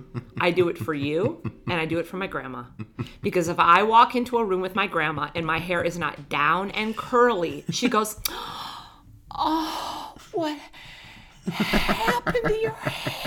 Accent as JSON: {"language": "English", "area": "Middle America", "region": "Midwest", "country": "United States", "said": "I'm from Middle America"}